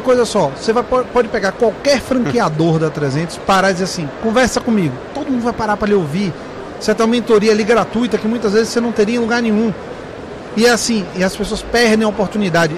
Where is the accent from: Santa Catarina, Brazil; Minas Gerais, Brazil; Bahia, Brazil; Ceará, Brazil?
Bahia, Brazil; Eu sou baiano